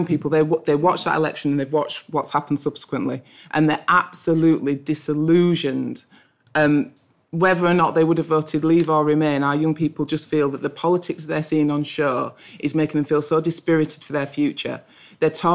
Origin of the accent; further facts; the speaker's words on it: Bradford, Yorkshire and the Humber, United Kingdom; I grew up in Bradford